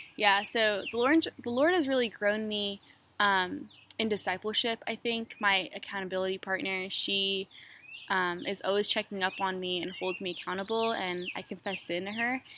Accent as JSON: {"language": "English", "town": "Fort Mill", "region": "South Carolina", "country": "United States", "tie": "born or raised there", "also_born_or_lived": "Queens, New York / Egypt (family origin)", "said": "I was born in New York, in Queens, New York, and I moved to Fort Mill, South Carolina when I was seven, and I've been there ever since."}